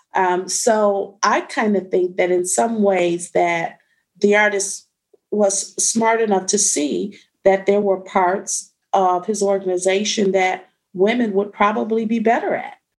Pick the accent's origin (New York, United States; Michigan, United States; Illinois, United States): Michigan, United States; Detroit; I'm born and raised in Detroit, but I was born on the west side of Detroit